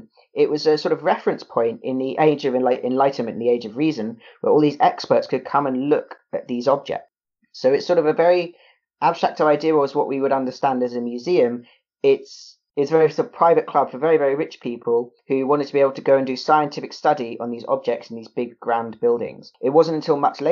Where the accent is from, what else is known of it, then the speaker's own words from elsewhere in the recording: United Kingdom; I am a British mammal